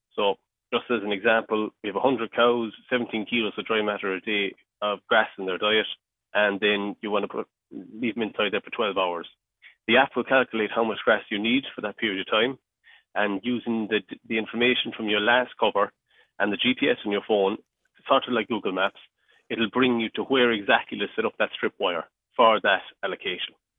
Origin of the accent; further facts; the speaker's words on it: mid Cork, Munster, Ireland; I'm from Cork, um, and uh, so yeah, I was, I was uh, born and raised on a, a dairy farm and um, in, in mid Cork